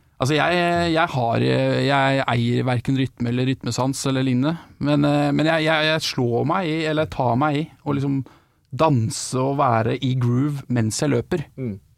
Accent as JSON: {"language": "Norwegian", "region": "Vestfold", "country": "Norway", "said": "jeg er jo fra Vestfold."}